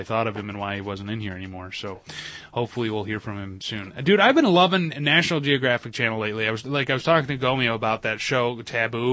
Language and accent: English; Perry, United States; I grew up in Perry, for God's sake, so all I know is about mud bogs